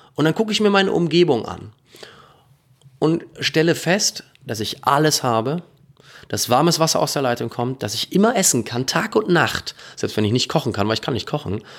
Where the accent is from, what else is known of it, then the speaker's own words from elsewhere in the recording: North Rhine-Westphalia, Germany; in meiner Heimat sein, in Ostwestfalen.